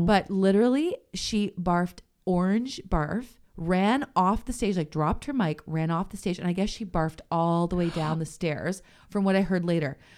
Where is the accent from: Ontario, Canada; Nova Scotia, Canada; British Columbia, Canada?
Ontario, Canada; St. Catharines; I grew up in Saint Catharines